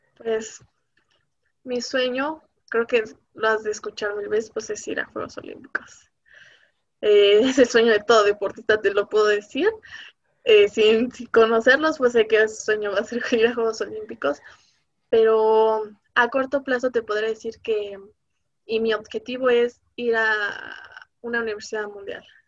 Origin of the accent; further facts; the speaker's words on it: Mexico; aquí en México